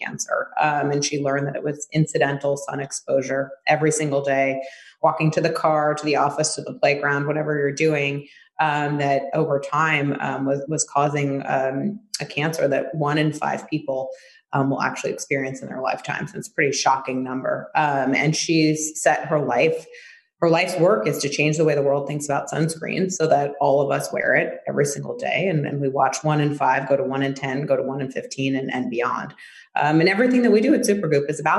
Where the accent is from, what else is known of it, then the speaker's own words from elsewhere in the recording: New York City, New York, United States; growing up in New York